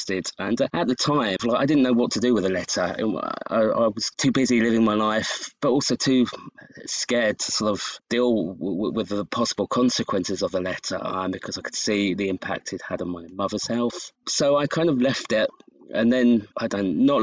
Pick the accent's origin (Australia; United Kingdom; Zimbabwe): United Kingdom; I'm from the UK